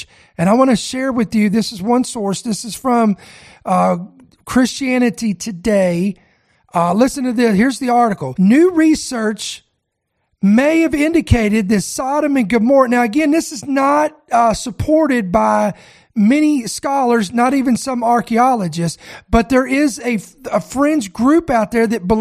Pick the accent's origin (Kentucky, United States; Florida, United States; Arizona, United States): Kentucky, United States; I am born and raised in Kentucky